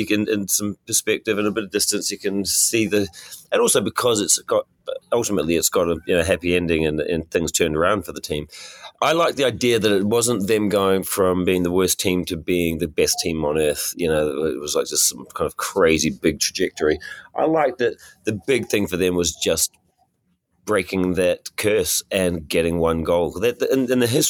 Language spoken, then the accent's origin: English; New Zealand; I'm from New Zealand